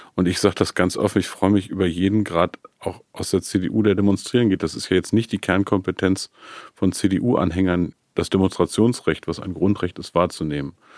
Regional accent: Peine, Lower Saxony, Germany; meiner Heimatstadt Peine

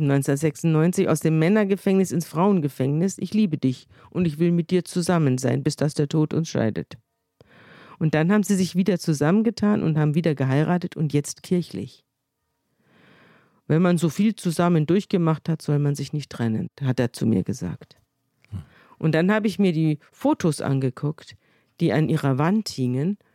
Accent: Munich, Bavaria, Germany; Ich komme ja aus München und merkwürdigerweise hat meine Mutter mir dieses Buch vorgelesen.

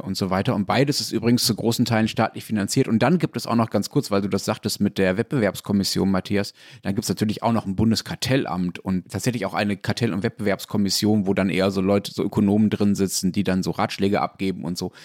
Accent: Germany

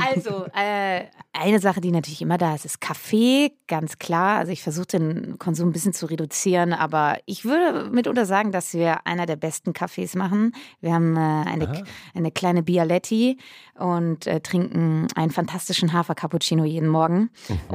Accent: Schladern, North Rhine-Westphalia, Germany; also born or lived in Cologne; now in Berlin, Germany; Ich bin ähm, ja auf dem Dorf groß geworden, Köln geboren, aber mit fünf Jahren dann aufs Dorf gezogen

